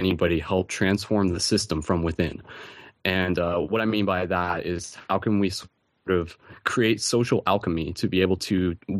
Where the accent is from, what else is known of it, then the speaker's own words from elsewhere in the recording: London, Ontario, Canada; I'm actually from London, Ontario